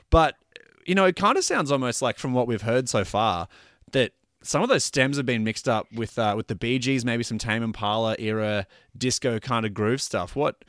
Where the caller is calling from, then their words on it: Brisbane, Queensland, Australia; I'm recording from Brisbane, which is a pretty, you know, it's a town that has a lot of history with the band.